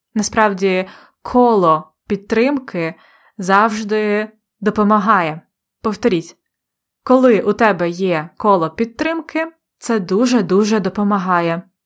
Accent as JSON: {"language": "Ukrainian", "town": "Polonne", "region": "Khmelnytskyi Oblast", "country": "Ukraine", "tie": "born or raised there", "said": "Моє рідне місто полонне на Хмельниччині"}